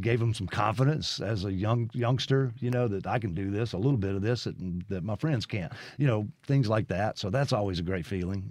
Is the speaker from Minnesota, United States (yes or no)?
no; Brandon, Mississippi, United States; also born or lived in Lexington, Kentucky / Nashville / Los Angeles; my family moved back here when I was three months old. So I basically grew up in Brandon